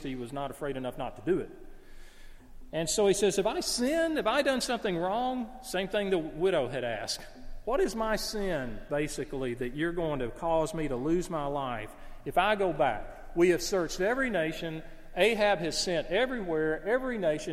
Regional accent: the South, United States; As a Southerner

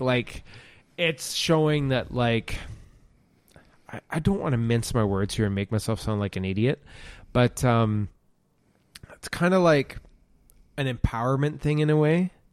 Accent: Ontario, Canada; I grew up in Ontario, in Canada

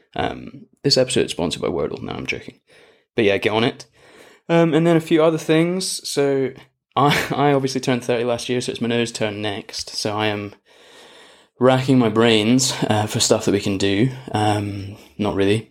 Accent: Scotland, United Kingdom; moved away as an adult; now in Australia; being Scottish

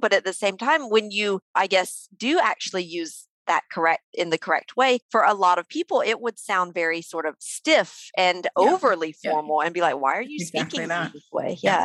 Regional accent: the Southern US, United States; I'm from the South, the Southern part of the US, where might could is totally correct

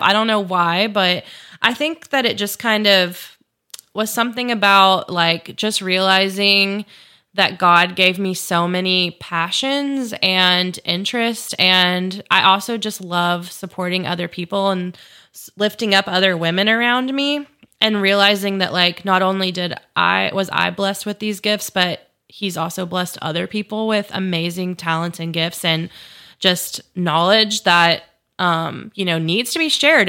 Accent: Chattanooga, Tennessee, United States; moved away as an adult; also born or lived in Memphis, Tennessee; I grew up in Chattanooga, Tennessee, so that's where I'm from

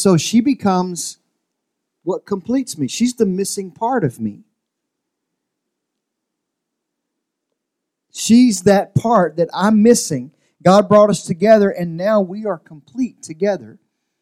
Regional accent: Louisiana, United States; now in Central Valley, California, United States; I'm from Louisiana

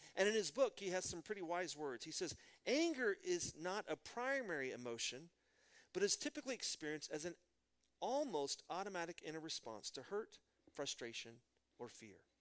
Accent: Midland, Texas, United States; I'm from Midland, Texas, home of George W. Bush.

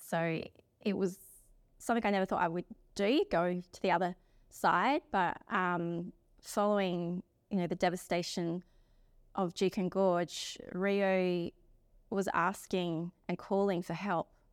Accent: South Australia, Australia; now in Perth, Australia; I'm from South Australia as well. Um, I've been living here on the beautiful country of the Whadjuk people.

